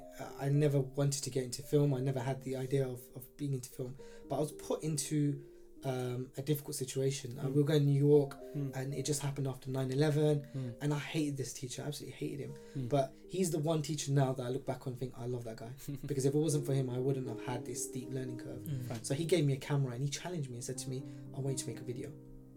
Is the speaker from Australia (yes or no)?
no; Pakistan; I'm a Pakistani male, like maternal health isn't something I ever thought I was going to be part